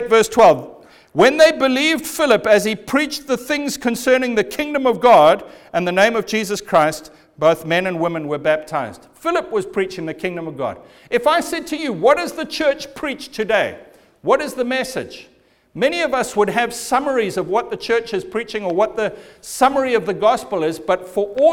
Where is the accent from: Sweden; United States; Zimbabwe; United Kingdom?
Zimbabwe; I was born in Zimbabwe, and I was born into a civil war